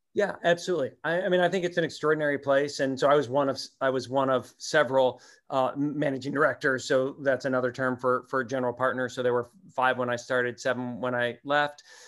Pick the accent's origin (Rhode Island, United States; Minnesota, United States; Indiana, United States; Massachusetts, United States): Minnesota, United States; Minneapolis; moved away; I grew up in Minneapolis